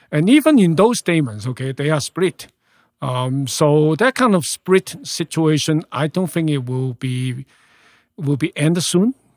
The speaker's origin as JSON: {"language": "English", "country": "Hong Kong", "tie": "born or raised there", "moved": "as an adult", "lives_now": "Canada", "said": "born and raised in Hong Kong. I left Hong Kong when I was thirty-three."}